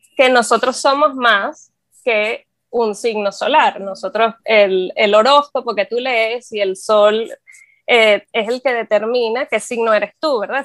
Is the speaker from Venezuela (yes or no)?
yes; Venezuela; moved away; soy astróloga, soy venezolana.